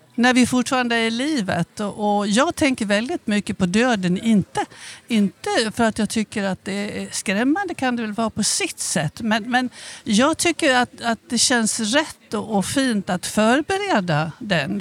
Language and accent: Swedish; Avesta, Dalarna County, Sweden; accent: dalmål; moved away as an adult; also born or lived in Stockholm; now in Skåne, Sweden; Jag kommer från Avesta